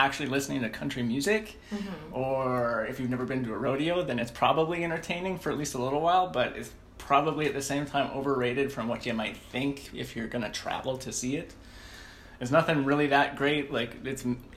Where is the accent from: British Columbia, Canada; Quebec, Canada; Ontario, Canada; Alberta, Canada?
Alberta, Canada; Edmonton; now in Vancouver, Canada; A different place in Canada. I'm from Edmonton, Alberta.